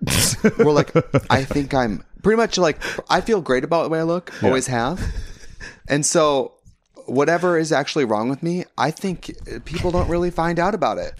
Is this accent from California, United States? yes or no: no; Wisconsin, United States; But I'm from Wisconsin. But I'm from Wisconsin, and my body's like, okay, you're 29 now.